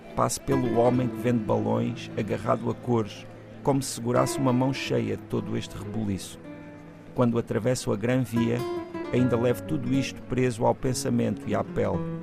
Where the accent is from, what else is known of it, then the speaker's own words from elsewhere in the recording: Portugal; nós temos uma relação às vezes um pouco ambígua enquanto portugueses com os nossos hermanos